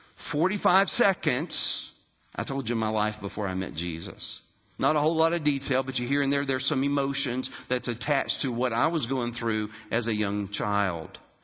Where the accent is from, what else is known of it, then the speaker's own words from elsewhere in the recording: West Virginia, United States; moved away as an adult; also born or lived in Daytona Beach, Florida / North Carolina / Alabama / Arizona; I grew up in West Virginia in a loving home with my mother, my father, and my sister